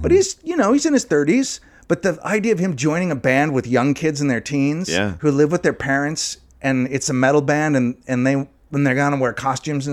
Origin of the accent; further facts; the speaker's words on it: Los Angeles, California, United States; I'm from Los Angeles, California